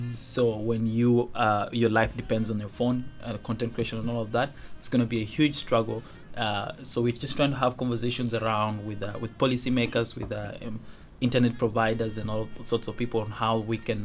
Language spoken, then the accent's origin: English; Uganda; first language Dinka; English is a second language; moved away; also born or lived in Kenya / Juba, South Sudan; I would say I grew up most of my life in Uganda, because I did about 16 years in Uganda.